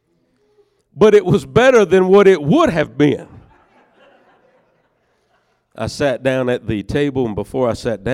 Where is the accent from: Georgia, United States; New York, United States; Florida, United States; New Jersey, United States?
Georgia, United States; Northeast; I'm from Northeast Georgia